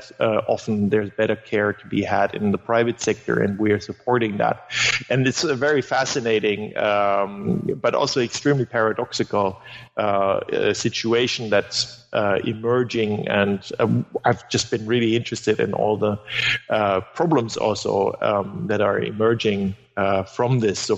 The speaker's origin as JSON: {"language": "English", "country": "Germany", "first_language": "German", "second_language": "English", "said": "in Germany, and, and German is my mother tongue."}